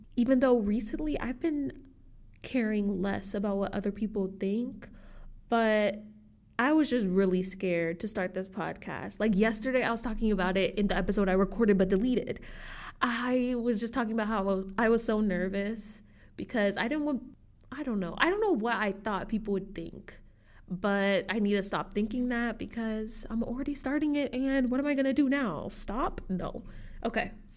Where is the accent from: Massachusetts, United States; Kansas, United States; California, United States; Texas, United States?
Texas, United States; Dallas; also born or lived in Austin, Texas; I was born in Austin, Texas, and I was raised in Dallas, Texas